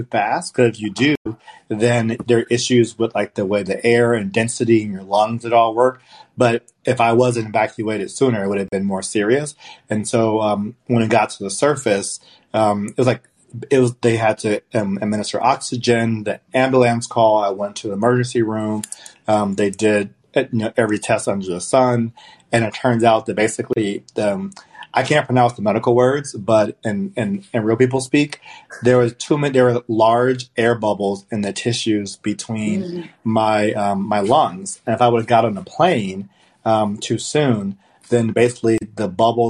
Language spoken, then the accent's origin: English; Los Angeles, California, United States; I'm from Los Angeles